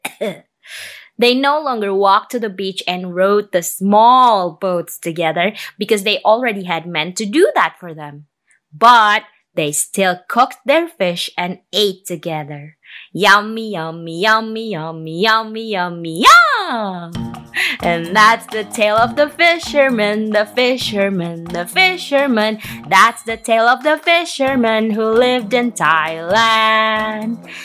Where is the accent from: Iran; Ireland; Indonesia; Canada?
Indonesia; I'm a storyteller from Indonesia